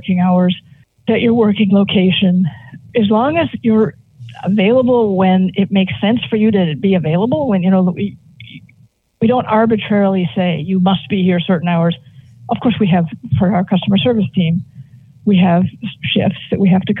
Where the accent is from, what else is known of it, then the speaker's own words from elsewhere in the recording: Boston, Massachusetts, United States; I grew up here.